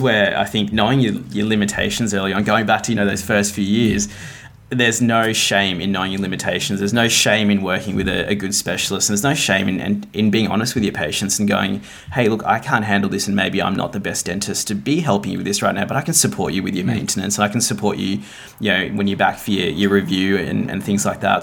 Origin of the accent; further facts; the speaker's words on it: Melbourne, Victoria, Australia; also born or lived in Gold Coast, Queensland; I grew up in Melbourne, did all my education here.